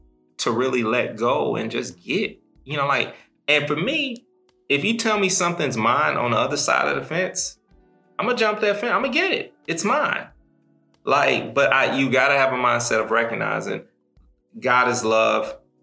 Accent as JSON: {"language": "English", "region": "Midwest", "country": "United States", "said": "So, like, I'm from the Midwest. We don't say he, him, his when we introduce ourselves."}